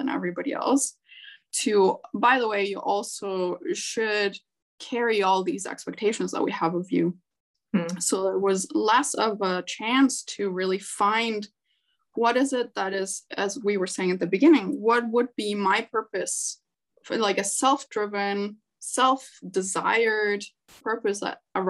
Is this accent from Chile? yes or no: yes; Chile; moved away as an adult; also born or lived in Canada; growing up in Chile. So my family moved to Canada when I was 19.